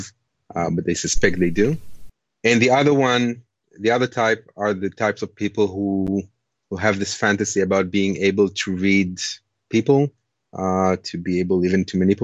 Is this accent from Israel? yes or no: yes; Israel; moved away as an adult; also born or lived in Lithuania; now in New Zealand; I grew up in Israel, born in Lithuania, actually, in days of the Soviet Union. But when I was quite young, my family immigrated to Israel